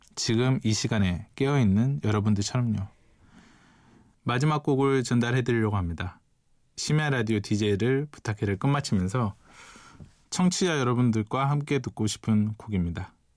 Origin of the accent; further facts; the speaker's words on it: Mokpo, South Jeolla, South Korea; moved away as an adult; also born or lived in Seoul; 저는 이제 고등학교 때까지 목포에서 부모님과 함께 살다가요. 서울로 대학을 오게 되는데요.